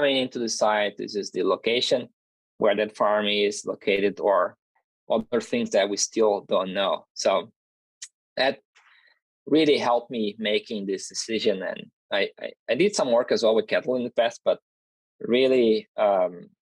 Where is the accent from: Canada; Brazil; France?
Brazil; moved away as an adult; also born or lived in Minnesota, United States; now in North Carolina, United States; And I'm originally from Brazil, so my master's and PhD were done